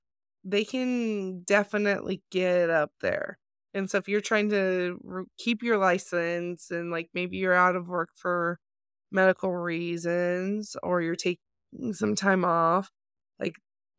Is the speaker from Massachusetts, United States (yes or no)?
no; Nevada, United States; So like if I was working in Nevada, my home state is Nevada